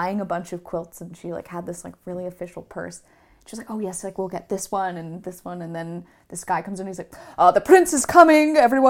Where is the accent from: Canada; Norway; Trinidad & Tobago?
Canada; And my mom's like, oh, we're from Canada.